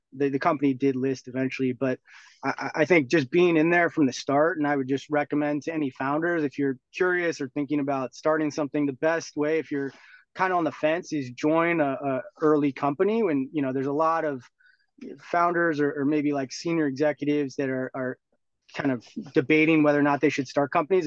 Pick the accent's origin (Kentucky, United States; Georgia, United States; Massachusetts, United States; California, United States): California, United States; Bay Area; also born or lived in Europe; I grew up in the Bay Area, did my undergrad here